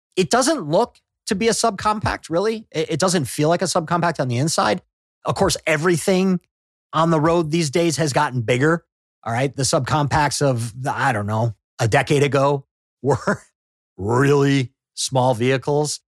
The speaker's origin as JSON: {"language": "English", "region": "Midwest", "country": "United States", "moved": "yes", "lives_now": "Southern California, United States", "said": "I'm from the Midwest"}